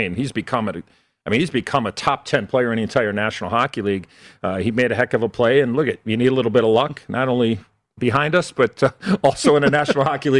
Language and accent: English; Chicago, Illinois, United States; I grew up in Chicago at the old Chicago Stadium